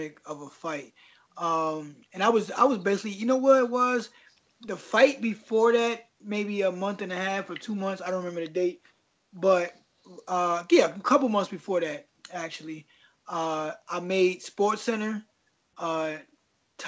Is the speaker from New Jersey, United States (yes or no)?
yes; Paterson, New Jersey, United States; I was born in Paterson, New Jersey, a real, you know, not so fun place to grow up